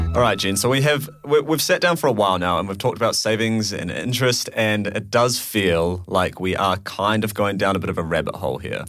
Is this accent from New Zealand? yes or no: yes; New Zealand; moved away as an adult; now in United Kingdom; I'm from New Zealand